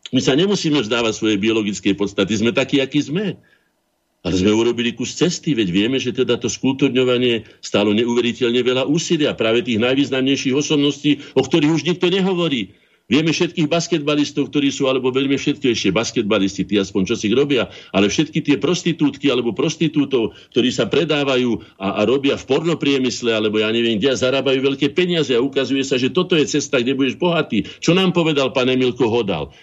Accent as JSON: {"language": "Slovak", "country": "Slovakia", "said": "sme ako Slováci aj štát boli prví na svete"}